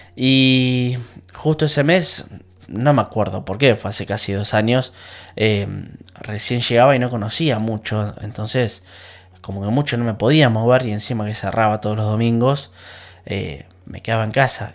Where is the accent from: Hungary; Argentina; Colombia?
Argentina; La Plata, Buenos Aires Province; moved away as an adult; now in England, United Kingdom; en Argentina, yo soy de La Plata